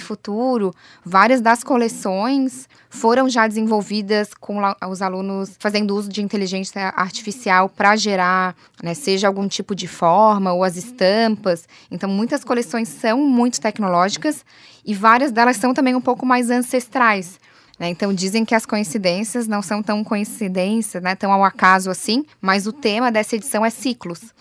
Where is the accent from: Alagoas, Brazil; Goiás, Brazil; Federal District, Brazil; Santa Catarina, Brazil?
Santa Catarina, Brazil; Florianópolis; eu, como manezinha da ilha